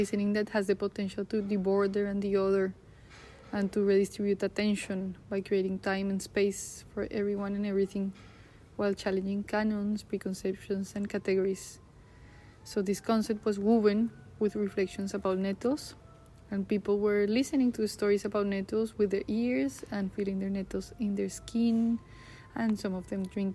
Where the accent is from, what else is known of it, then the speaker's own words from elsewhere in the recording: Bogotá, Bogotá Capital District, Colombia; moved away; my hometown, Bogotá.